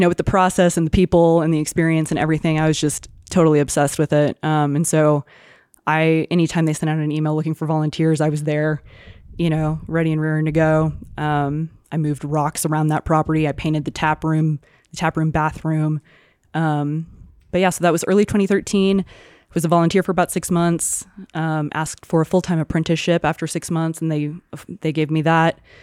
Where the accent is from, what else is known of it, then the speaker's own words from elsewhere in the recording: Houston, Texas, United States; now in Santa Fe, United States; growing up in Houston